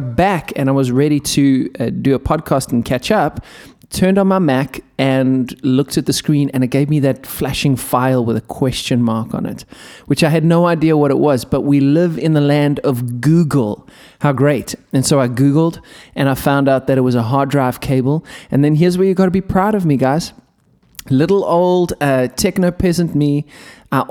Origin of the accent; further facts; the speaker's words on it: South Africa; I'm a South African